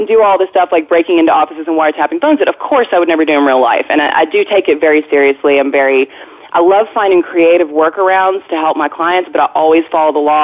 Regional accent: Arkansas, United States; moved away; I'm originally from Arkansas.

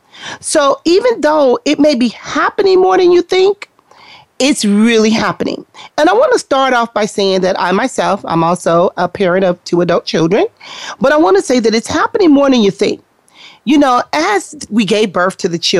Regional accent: Compton, California, United States; we grew up in Compton

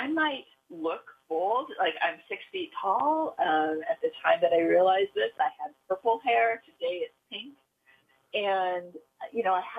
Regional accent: Silicon Valley, California, United States; I grew up in Silicon Valley.

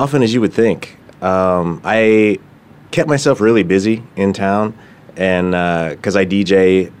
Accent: Flagstaff, Arizona, United States; I was born and raised up there.

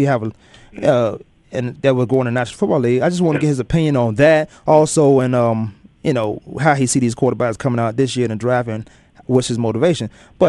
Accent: Newport News, Virginia, United States; He's from my hometown.

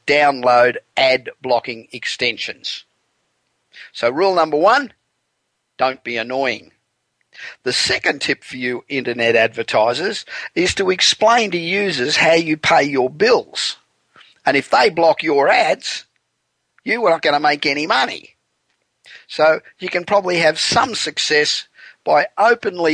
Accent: Australia; moved away as an adult; now in Los Angeles, United States; America, where I've lived now for 25 years, and my home country of Australia

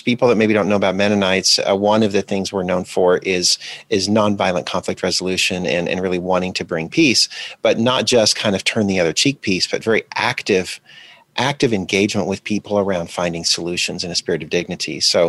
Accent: DR Congo; also born or lived in Botswana; And we lived in Zaire, which is now the Democratic Republic of Congo, and also Botswana during the 1980s when apartheid was still the regime in South Africa.

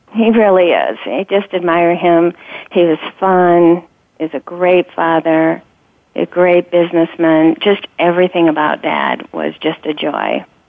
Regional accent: Sandusky, Ohio, United States; I grew up in Sandusky, Ohio um, in a small town, about 23,000 people

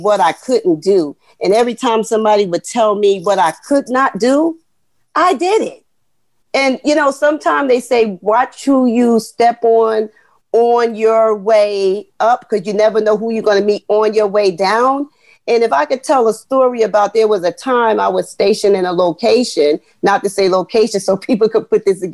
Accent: Jersey City, New Jersey, United States; I grew up in Jersey City, where I'm going to be honest, the school district just is not up to par

